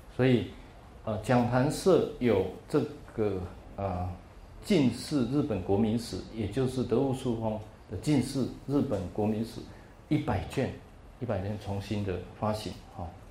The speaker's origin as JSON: {"language": "Chinese", "country": "Taiwan", "said": "从台湾来"}